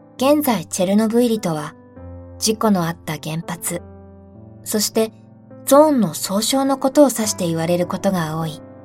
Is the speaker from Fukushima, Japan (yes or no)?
yes; Fukushima, Japan; 私の地元は福島だ